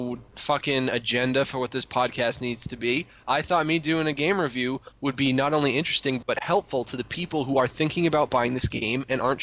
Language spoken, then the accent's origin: English; United States; I'm an American and I speak the American language